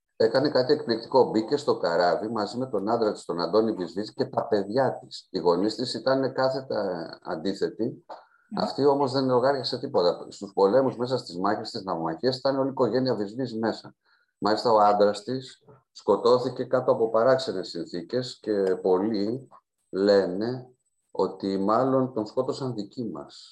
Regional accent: Roumeli, Central Greece, Greece

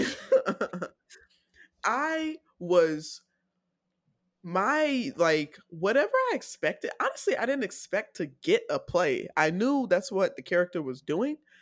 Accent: Decatur, Georgia, United States; I'm from Decatur

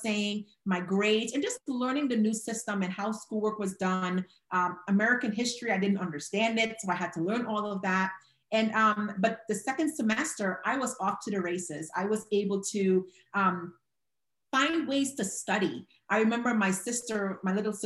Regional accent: Trinidad & Tobago; moved away; originally, I am from Trinidad and Tobago in the Caribbean.

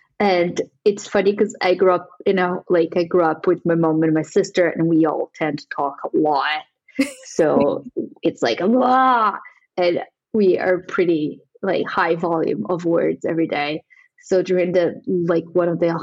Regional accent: São Paulo, Brazil; moved away as an adult; now in London, United Kingdom; I grew up in Sao Paulo, which is like a huge city.

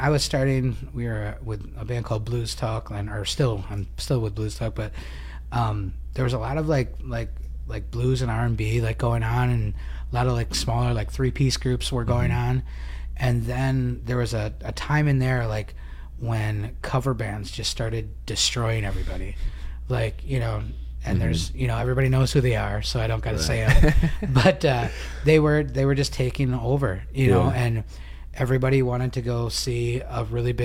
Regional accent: Kaukauna, Wisconsin, United States; I'm from Kakona

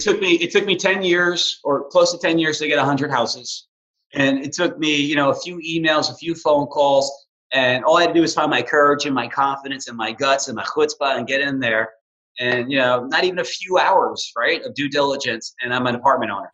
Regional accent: New York City, New York, United States; moved away as an adult; also born or lived in Hoboken, New Jersey; now in Houston, United States; I'm this kid from New York City.

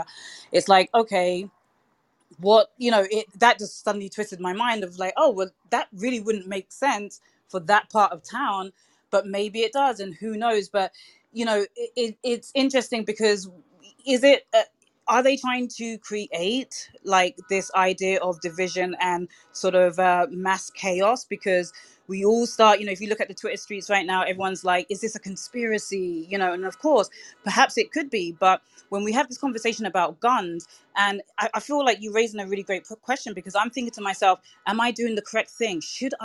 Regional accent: United Kingdom; now in New York, United States; And so as a Brit in New York, like the first thing I was thinking was I have absolutely no clue when it comes to guns. It's not a culture that we have in the UK.

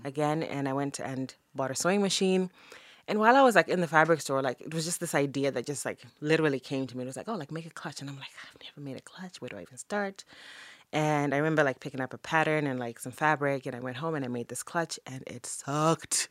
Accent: Zimbabwe; moved away as an adult; growing up in Zim was amazing. I grew up in Zim in the eighties and the nineties.

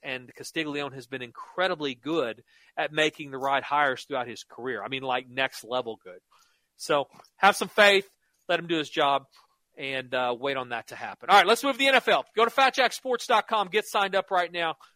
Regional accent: Norman, Oklahoma, United States; I grew up in Norman, lived in Oklahoma my whole life

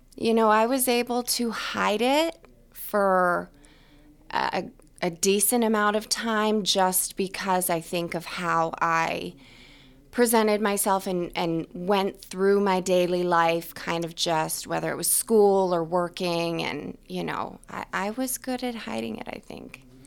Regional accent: New Hampshire, United States; also born or lived in Ohio; now in Boston, United States; I'm from New Hampshire

